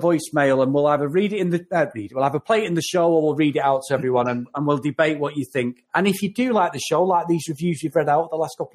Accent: Manchester, North West England, United Kingdom; I am fully Mancunian

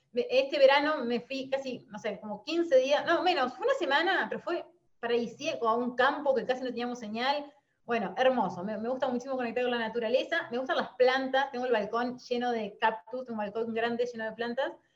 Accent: Concordia, Entre Ríos, Argentina; moved away as an adult; now in Paraná, Argentina; soy nacida en Concordia, Entre Ríos, y a los 30 años decido renunciar a mi trabajo en relación de dependencia y mudarme a Paraná

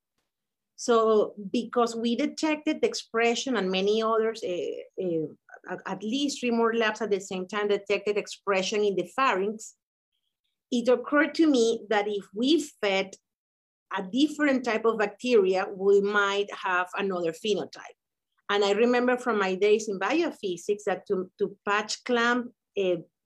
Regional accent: Venezuela; moved away as an adult; now in United States; we met back in college in Venezuela

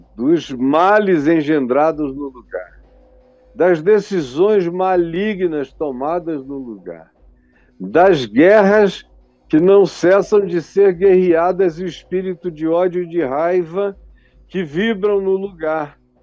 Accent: Manaus, Amazonas, Brazil; quando eu era jovem, lá na minha cidade de Manaus

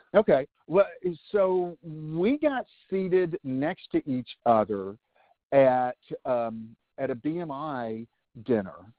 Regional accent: Nashville, Tennessee, United States; growing up in Nashville

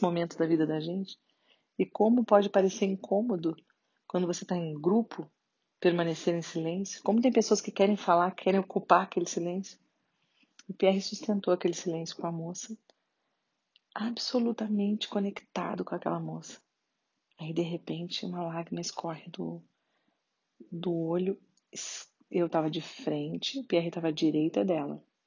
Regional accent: Brazil; nós como brasileiros

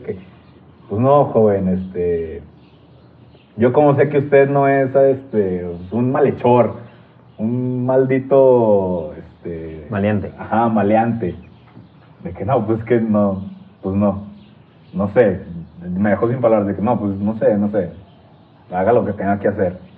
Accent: Torreón, Coahuila, Mexico; yo soy de Torreón

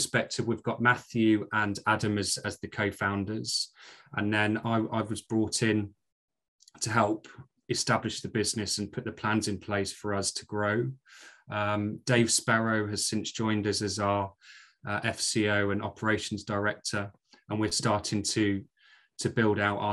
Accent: Maidstone, South East England, United Kingdom; accent: Scottish; moved away as an adult; also born or lived in Glasgow; now in York, United Kingdom; after moving down from Glasgow as a baby, I grew up in Kent and spent the first 21, 22 years of my life in Maidstone in Kent, and then moved to York after university.

